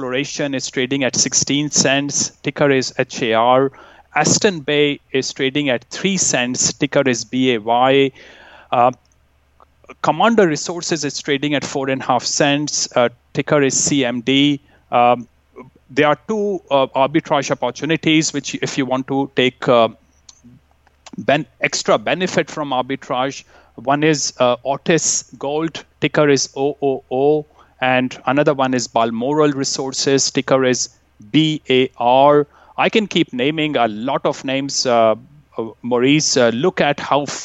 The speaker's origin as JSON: {"language": "English", "country": "India", "tie": "born or raised there", "moved": "yes", "lives_now": "Vancouver, Canada", "said": "I grew up in India"}